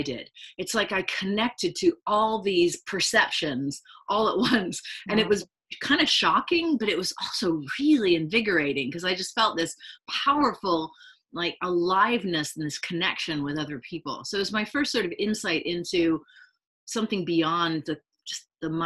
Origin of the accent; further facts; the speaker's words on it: London, United Kingdom; I grew up in London